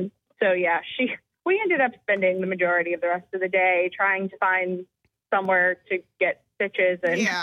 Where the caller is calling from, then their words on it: Goose Creek, South Carolina, United States; I'm from Goose Creek.